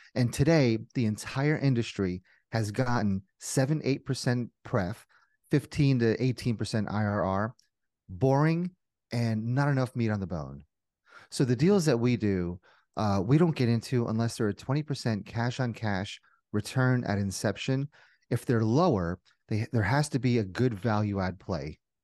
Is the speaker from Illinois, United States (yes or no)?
no; New Jersey, United States; moved away as an adult; also born or lived in Indiana; born and raised in Jersey, went to school in Indiana